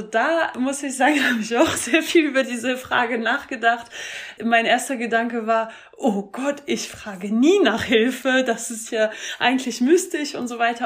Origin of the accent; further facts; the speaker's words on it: France; moved away; ich komme ursprünglich aus Frankreich